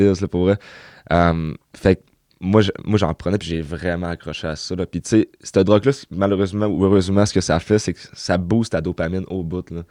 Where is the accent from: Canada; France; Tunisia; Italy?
Canada; Chicoutimi, Quebec; Je viens du Saguenay, Chicoutimi. j'ai grandi là, j'ai été élevé là toute ma vie aussi